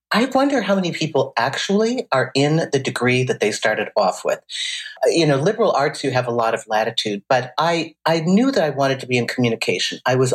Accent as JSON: {"language": "English", "town": "Saint Paul", "region": "Minnesota", "country": "United States", "tie": "born or raised there", "also_born_or_lived": "Indiana", "moved": "as an adult", "said": "I was working with a jazz singer in Minnesota. I grew up in St. Paul."}